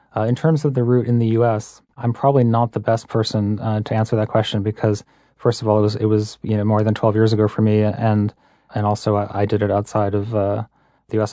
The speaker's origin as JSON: {"language": "English", "region": "Massachusetts", "country": "United States", "tie": "born or raised there", "said": "I grew up in Massachusetts."}